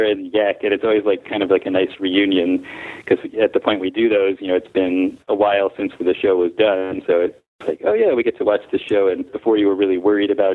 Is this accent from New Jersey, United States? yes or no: yes; Englewood, New Jersey, United States; moved away; I'm originally from Englewood, New Jersey, which is the home of Sugar Hill Records